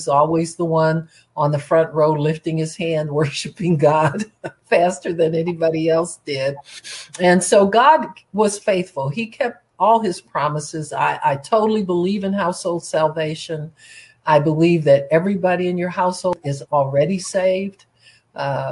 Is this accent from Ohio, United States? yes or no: yes; Cleveland, Ohio, United States; I was born in Cleveland, Ohio.